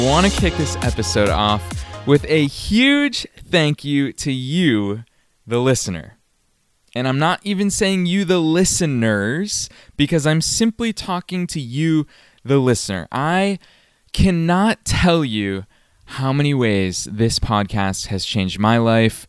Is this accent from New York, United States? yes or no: no; Massachusetts, United States; moved away; I was still living in my hometown in Massachusetts